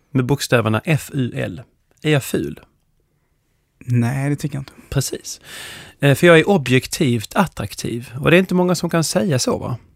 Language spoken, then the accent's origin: Swedish; Skåne, Sweden; also born or lived in Stockholm / London; min uppväxt i, i Skåne och eh, Stockholm och London.